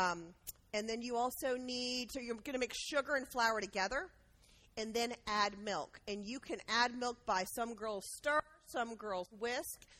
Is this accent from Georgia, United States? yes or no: yes; Georgia, United States; we're from Georgia